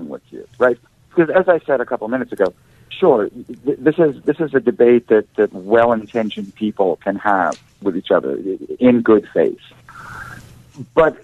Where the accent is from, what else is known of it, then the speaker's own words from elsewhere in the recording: Philadelphia, Pennsylvania, United States; I'm from Philadelphia